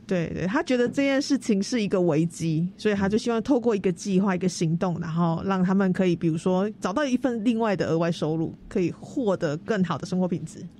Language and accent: Chinese; Tainan, Taiwan; 我是台南人，然后我念文化资产保存的